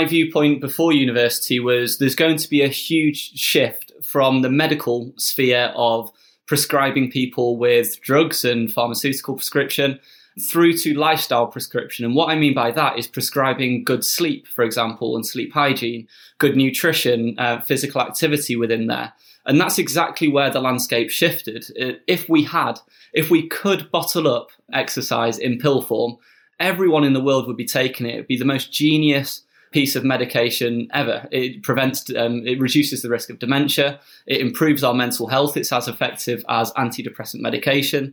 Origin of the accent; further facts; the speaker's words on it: Sheffield, Yorkshire and the Humber, United Kingdom; I grew up in Sheffield, quite central Sheffield.